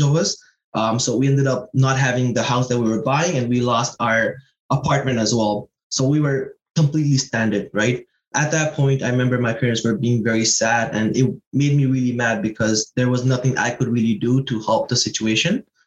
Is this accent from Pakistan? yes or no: yes; Pakistan; now in Toronto, Canada; I'm originally from Pakistan. Um, came here in 2009.